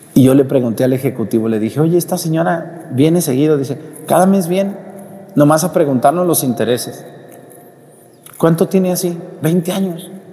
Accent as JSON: {"language": "Spanish", "country": "Mexico", "tie": "born or raised there", "moved": "yes", "lives_now": "Acatlán, Mexico", "said": "cuando fui a mi pueblo en Mestigacán"}